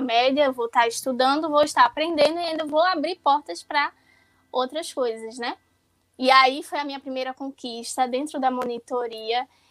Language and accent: Portuguese; Pernambuco, Brazil; sou do estado de Pernambuco